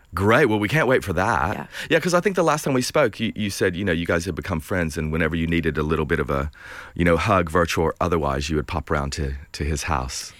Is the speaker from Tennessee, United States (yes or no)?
yes; Bristol, Tennessee, United States; there's a bar in my hometown called the Hitchin Post. I'm from Bristol, Tennessee